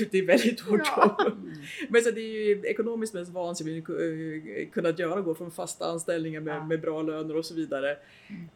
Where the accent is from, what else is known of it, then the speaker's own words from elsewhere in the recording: Nyköping, Södermanland, Sweden; moved away as an adult; also born or lived in Uppsala; Jag kom från Nyköping